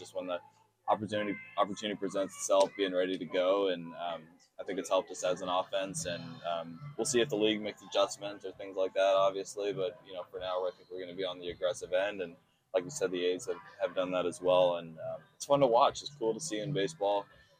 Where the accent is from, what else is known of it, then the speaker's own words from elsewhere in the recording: Oakland, California, United States; Yeah, I went to a lot of A's games.